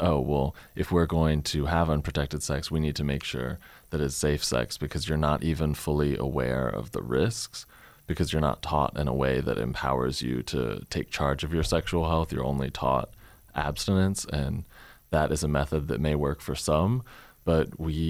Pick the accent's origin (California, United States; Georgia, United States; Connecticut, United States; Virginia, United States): Virginia, United States; Chesterfield; growing up in Chesterfield and taking sex education in the early 2000s